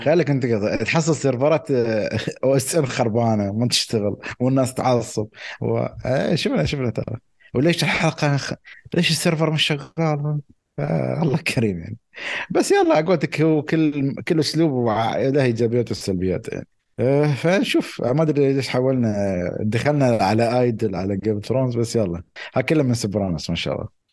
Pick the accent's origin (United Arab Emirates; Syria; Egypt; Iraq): United Arab Emirates; عندنا بالامارات